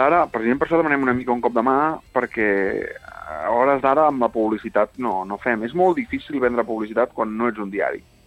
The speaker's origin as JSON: {"language": "Catalan", "region": "Catalonia", "country": "Spain", "said": "som catalans"}